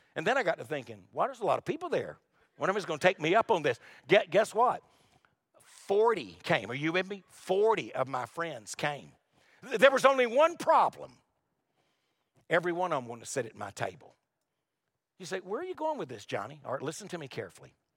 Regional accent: Wilmington, North Carolina, United States; also born or lived in Lumberton, North Carolina; Wilmington, North Carolina is where I was raised. I was born in Lumberton.

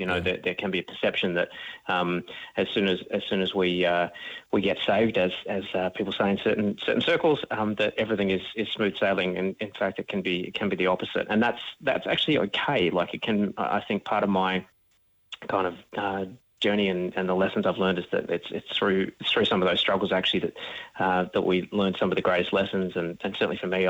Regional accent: Melbourne, Victoria, Australia; I'm originally from Melbourne, grew up out in the eastern suburbs

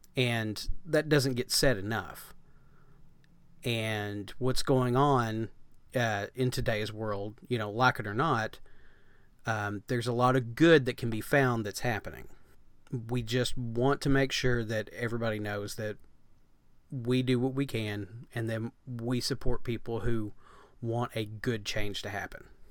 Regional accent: United States; being American

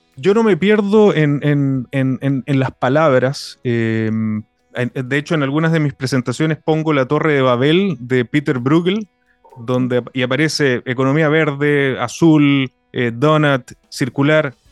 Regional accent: Iquique, Tarapacá, Chile; Yo vivo en, Iquique, aquí en la región de, de Tarapacá, y siento también una, una responsabilidad del, lugar donde yo nací donde, y donde vivo.

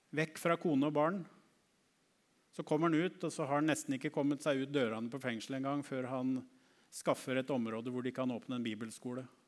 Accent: Norway; en av oss fra Norge

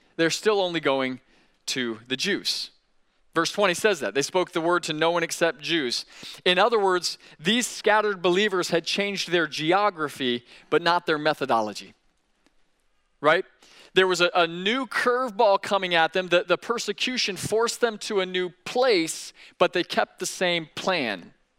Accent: Sebring, Florida, United States; moved away; some of you come from places like I come from, a small town. I came from Sebring, Florida

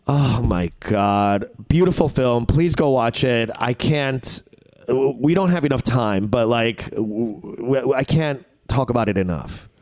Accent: United States; we as Korean Americans live in America

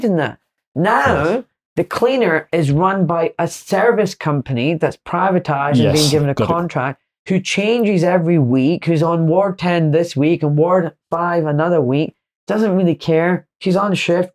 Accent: Glasgow, Scotland, United Kingdom; I'm from Glasgow

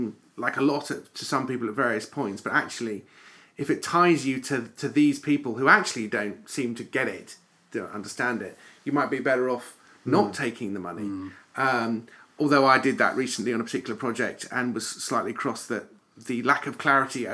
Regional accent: United Kingdom; if we're British

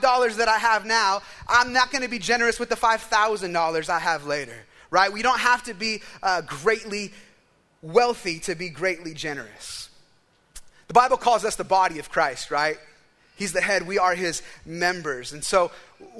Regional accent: United States; as an American

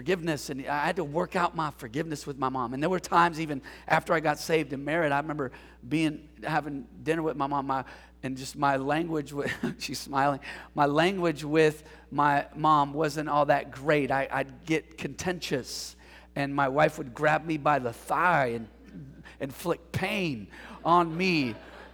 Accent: San Jose, California, United States; the reason why I say I'm from San Jose, San Francisco Bay, is because my mom put us on a bus and sent us to my dad's for the summer. And so we came to San Jose to live with my dad

